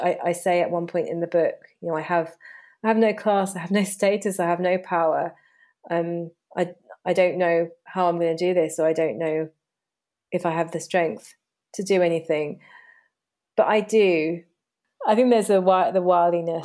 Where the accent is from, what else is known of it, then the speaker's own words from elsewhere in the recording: Hayes, London, United Kingdom; moved away as an adult; also born or lived in Surrey; now in Hampshire, United Kingdom; growing up in Hayes and quite a working-class environment